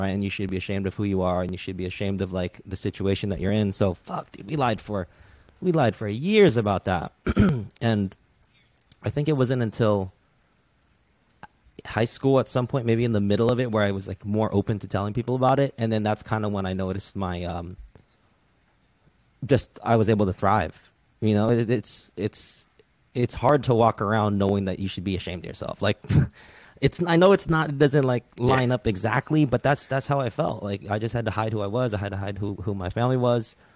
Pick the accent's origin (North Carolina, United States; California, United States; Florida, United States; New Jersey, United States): California, United States; Redwood City; So I, I, definitely say I grew up in Redwood City because that's where I went to middle school.